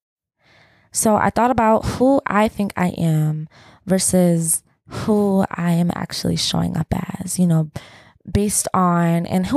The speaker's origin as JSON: {"language": "English", "town": "Atlanta", "region": "Georgia", "country": "United States", "said": "We're city people because we're from Atlanta"}